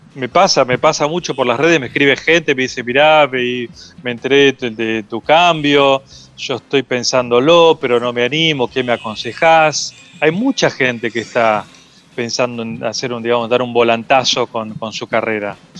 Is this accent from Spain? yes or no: no; Necochea, Buenos Aires Province, Argentina; moved away; soy de Necochea y ahora voy mucho allá